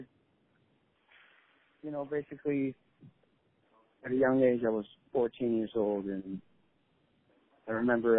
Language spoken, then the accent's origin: English; Shelton, Washington, United States; I come from Shelton, Washington